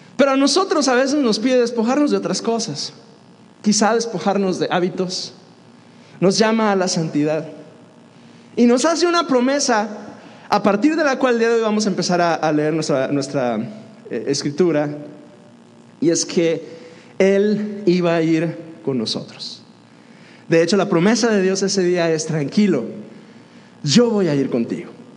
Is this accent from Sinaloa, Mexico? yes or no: no; Dolores Hidalgo, Guanajuato, Mexico; also born or lived in Piedras Negras, Coahuila; Yo crecí en Dolores y algo, Guanajuato